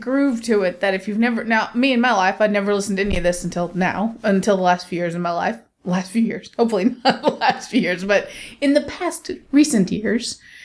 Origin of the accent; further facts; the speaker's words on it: United States; my heritage as an American